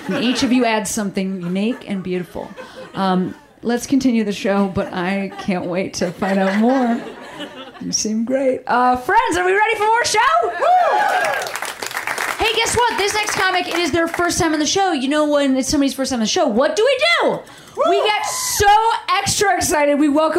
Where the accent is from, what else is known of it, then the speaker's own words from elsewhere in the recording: Seattle, Washington, United States; I'm from Seattle.